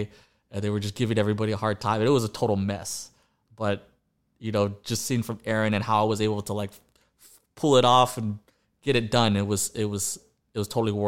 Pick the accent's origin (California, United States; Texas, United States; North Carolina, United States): Texas, United States; Austin; I've been here since elementary school.